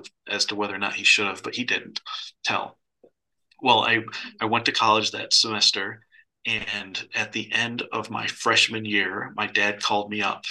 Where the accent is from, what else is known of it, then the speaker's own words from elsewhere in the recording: Michigan, United States; I grew up in Michigan.